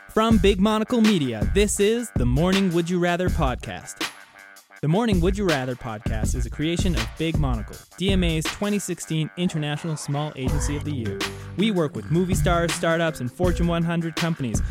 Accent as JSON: {"language": "English", "country": "Canada", "moved": "yes", "lives_now": "United States", "said": "being a Canadian living in the United States"}